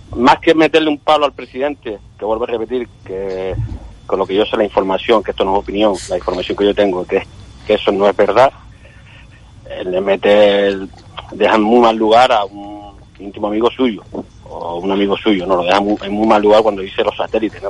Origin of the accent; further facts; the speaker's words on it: Canary Islands, Spain; yo soy canario